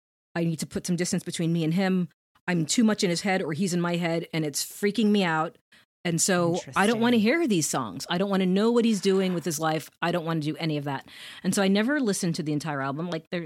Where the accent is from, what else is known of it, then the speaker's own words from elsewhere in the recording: Jamaica; I don't know if you know, but my parents are from Jamaica. Jamaica. I'm Jamaican.